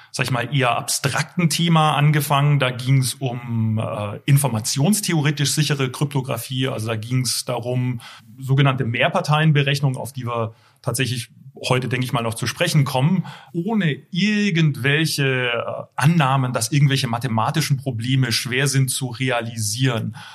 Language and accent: German; Baden-Württemberg, Germany; geboren und aufgewachsen im Heilbronner Land und habe in Karlsruhe studiert und dann auch promoviert